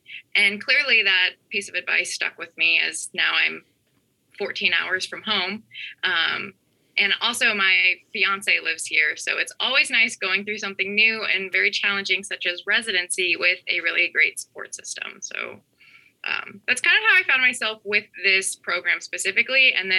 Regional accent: Illinois, United States; now in Norfolk, United States; I'm actually from Southern Illinois near St. Louis. And so now I'm a PGY1 resident at a large academic health center in Norfolk, Virginia.

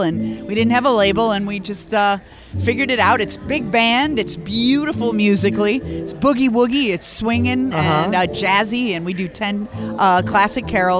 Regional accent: Chicago, Illinois, United States; I'm from Chicago.

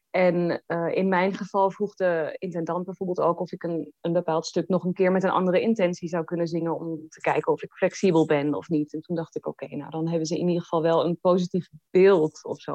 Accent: The Hague, South Holland, Netherlands; now in Hannover, Germany; Den Haag, waar ik vandaan kom

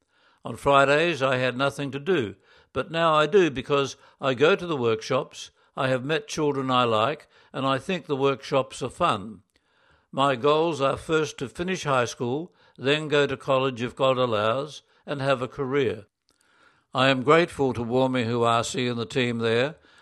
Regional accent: Lima, Peru; also born or lived in Puno; I was born in Puno. My parents, also from Puno, brought me to Lima when I was 3.

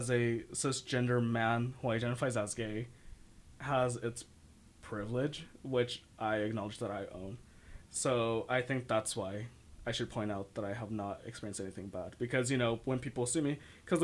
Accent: San Jose, California, United States; I come from San Jose, the city

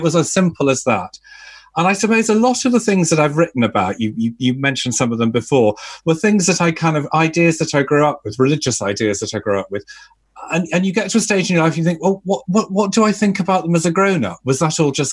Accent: Liverpool, North West England, United Kingdom; I grew up Catholic in Liverpool

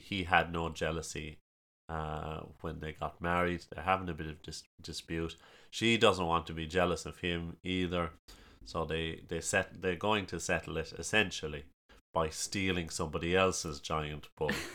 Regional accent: Ballylongford, Munster, Ireland; As you can probably guess from the ridiculous accent, uh, I'm from County Kerry, small town of Ballylongford.

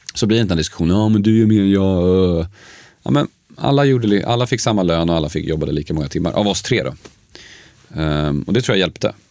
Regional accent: Uppsala, Uppsala County, Sweden; also born or lived in Sundsvall; jag är född i Sundsvall. Eh, polska föräldrar som hade flyttat till Sverige ett år innan jag föddes. Eh, uppväxt dock i Uppsala.

